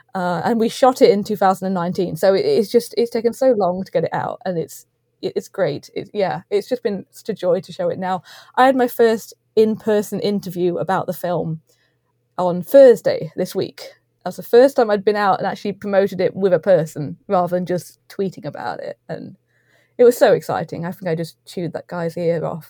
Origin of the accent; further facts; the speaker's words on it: East Midlands, United Kingdom; we're both from the East Midlands as well.